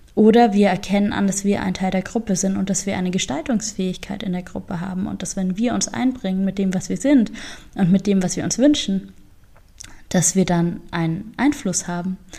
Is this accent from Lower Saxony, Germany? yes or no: no; Augsburg, Bavaria, Germany; moved away; den Ort, aus dem ich komme, also meine Heimatstadt Augsburg